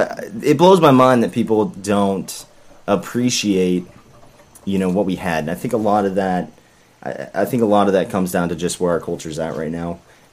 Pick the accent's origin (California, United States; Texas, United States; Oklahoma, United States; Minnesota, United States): Oklahoma, United States; Tulsa; I'm originally from Oklahoma, Tulsa.